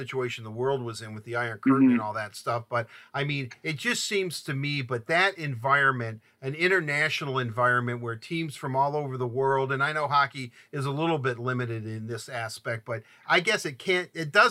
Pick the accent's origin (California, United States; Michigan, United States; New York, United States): Michigan, United States; Livonia; also born or lived in Detroit, Michigan; the city that I grew up in primarily, although I was born in Detroit, Livonia, Michigan